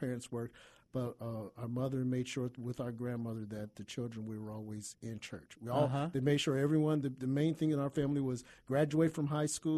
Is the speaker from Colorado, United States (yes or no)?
no; Kansas City, Missouri, United States; moved away; I was born and raised in Kansas City